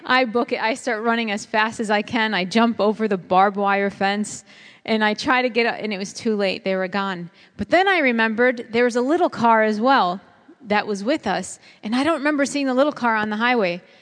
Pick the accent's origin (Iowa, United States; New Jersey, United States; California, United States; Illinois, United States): Illinois, United States; Chicago; I grew up in Chicago, and that's a concrete jungle